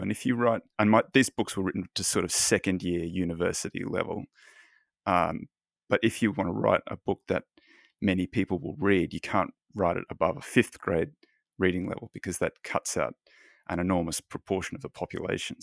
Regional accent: Australia; now in Los Angeles, United States; I'm Australian

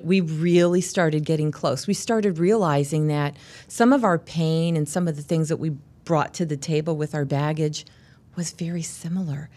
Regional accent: Charleston, South Carolina, United States; now in Illinois, United States; I grew up in Charleston, South Carolina

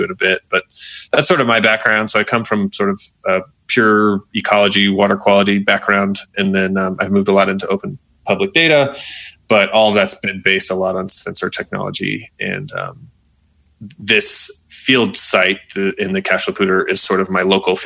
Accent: Monument, Colorado, United States; also born or lived in Boulder, Colorado / France / North Carolina; my background is that I grew up in Colorado, in Monument, Colorado, so not far from here, about 2 hours south

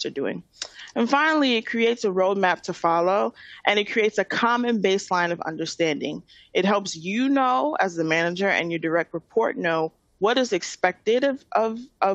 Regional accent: New York City, New York, United States; I'm from Queens, and I'm a born and raised New Yorker.

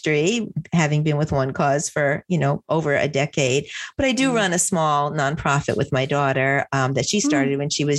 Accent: New Jersey, United States; I'm from New Jersey

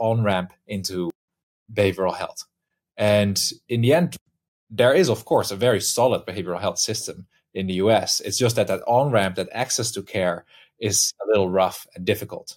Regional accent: Netherlands; moved away; originally, I'm from the Netherlands in Europe

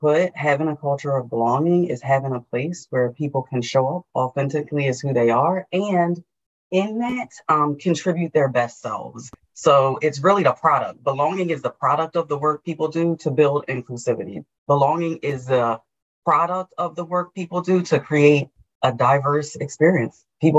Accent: New Jersey, United States; moved away; I came from New Jersey. I now am in Georgia and started working in FranklinCovey here.

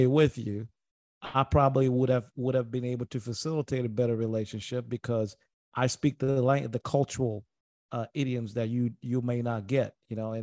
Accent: Tanzania; moved away; I grew up in Tanzania, and I grew up around Arab culture, you know, Eastern culture

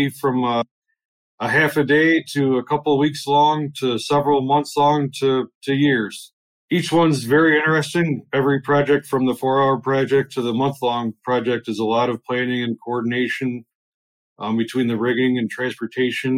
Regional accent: Walworth, New York, United States; I grew up in Walworth, New York

